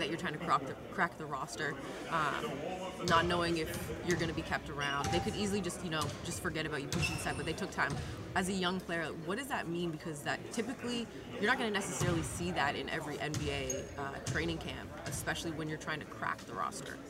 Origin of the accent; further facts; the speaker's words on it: Vancouver, British Columbia, Canada; I'm from Canada.